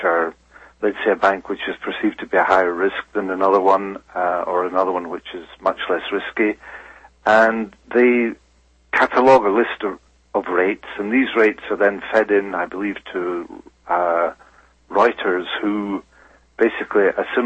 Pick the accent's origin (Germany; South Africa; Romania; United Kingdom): United Kingdom; moved away as an adult; also born or lived in Switzerland; now in Geneva, Switzerland; I'm originally a British citizen. I've lived in Switzerland for a number of years, 20 years, more than 20 years, in fact, and now also Swiss national.